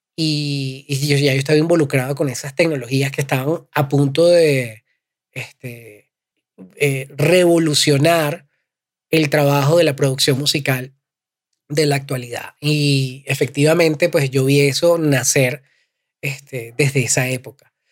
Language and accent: Spanish; Caracas, Capital District, Venezuela; also born or lived in Valencia, Venezuela; Yo soy venezolano, vengo de Caracas. No nací en Caracas, nací en Valencia, una ciudad que está un par de horas de Caracas.